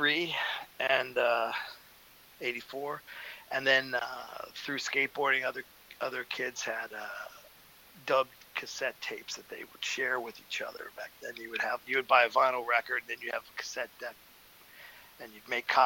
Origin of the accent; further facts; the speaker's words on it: Indiana, United States; I grew up in Indiana on a farm